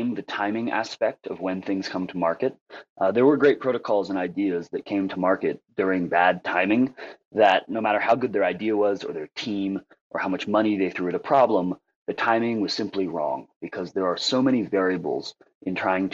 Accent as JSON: {"language": "English", "country": "Nepal", "said": "I'm from Nepal, and we are a Nepalese team"}